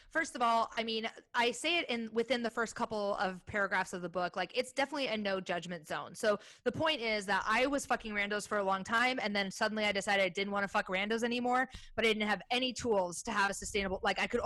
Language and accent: English; Midwest, United States; I grew up in the Midwest, but I was like, you know, I didn't go to school with a bunch of kids that got married at 18